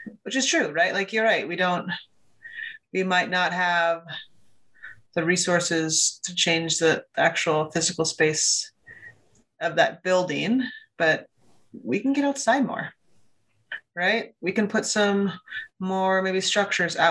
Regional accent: Ames, Iowa, United States; I grew up in Ames, Iowa

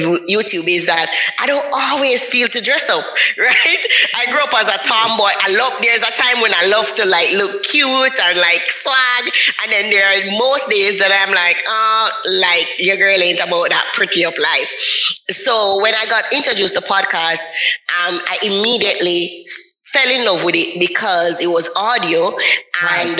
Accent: Jamaica; I'm from Jamaica. So sometimes the patois come out and the accent come out

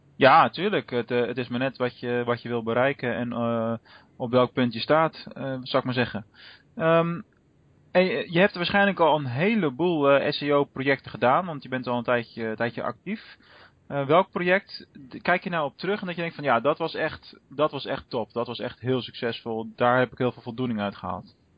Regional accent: Rotterdam, South Holland, Netherlands; moved away as an adult; now in Venlo, Netherlands; mijn thuisbasis ligt in, in Rotterdam. Eh, hoewel we nu, ik nu al ruim 10, 11 jaar in, eh, in Venlo eh, werk en woon

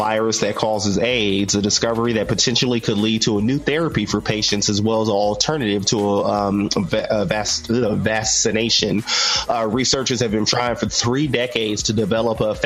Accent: United States; as an American

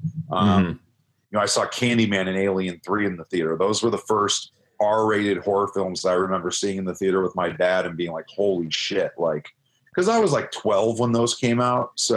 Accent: Chicagoland area, Illinois, United States; the Chicagoland area, yeah. I've never actually lived in the city. I've always been in the suburbs

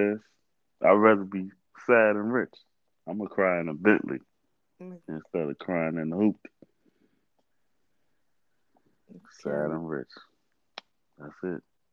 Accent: New Orleans, Louisiana, United States; I'm from New Orleans

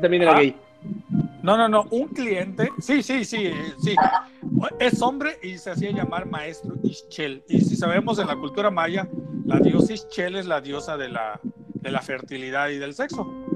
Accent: Tenosique, Tabasco, Mexico; nosotros pues somos de Tenosique y de Tabasco.

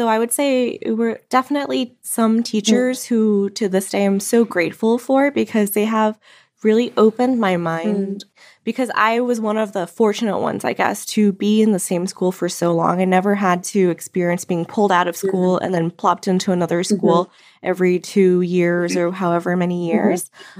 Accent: Thailand; born and raised in Thailand, right? And went to the same international school from kindergarten on to 12th grade.

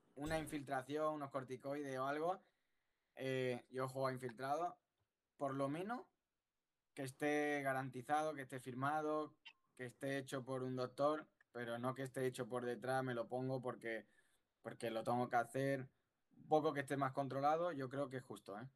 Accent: Cádiz, Andalusia, Spain; Yo que soy de Cádiz

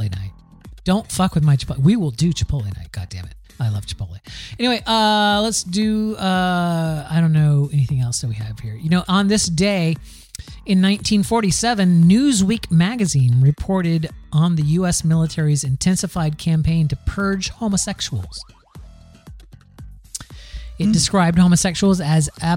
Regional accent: Plant City, Florida, United States; I am from Plant City, Florida, the strawberry winter strawberry capital of the world

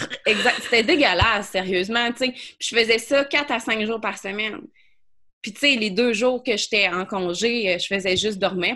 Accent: Quebec City, Quebec, Canada; je viens euh, de Beauport, euh, à Québec, d'une famille qui, qui frôlait la pauvreté

